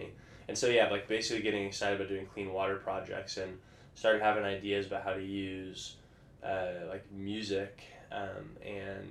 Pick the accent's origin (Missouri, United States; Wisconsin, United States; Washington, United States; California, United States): Washington, United States; Vancouver; moved away; I grew up in Vancouver, Washington